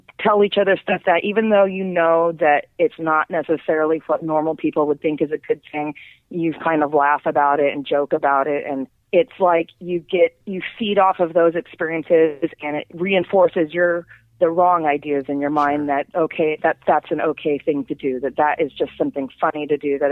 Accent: Las Vegas, Nevada, United States; growing up in Vegas

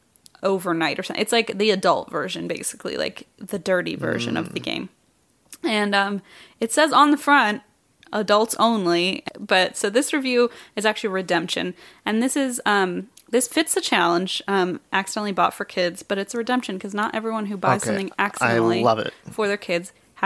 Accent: Wichita, Kansas, United States; I know comedy. I am from Wichita, so don't even fucking quit.

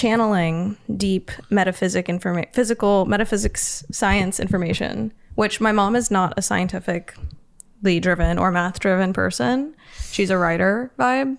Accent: Los Angeles, California, United States; also born or lived in San Fernando Valley; I grew up in Hollywood

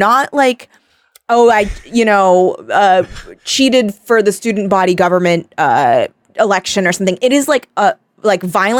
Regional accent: Torrance, California, United States; no, yeah, because I'm from Torrance.

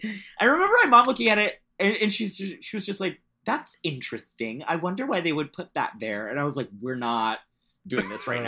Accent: Central Florida, United States; moved away as an adult; I grew up in Central Florida in a like Catholic Puerto Rican family.

